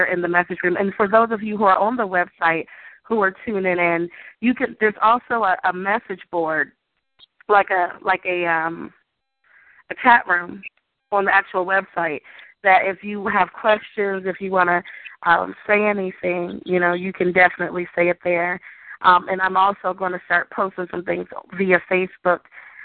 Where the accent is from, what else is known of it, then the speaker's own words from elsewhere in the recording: Maryland, United States; now in Ohio, United States; We grew up in Maryland